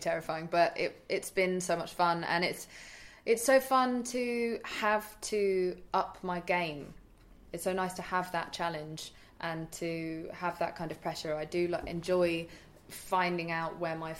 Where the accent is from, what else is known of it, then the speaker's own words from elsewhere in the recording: England, United Kingdom; also born or lived in India; I'm English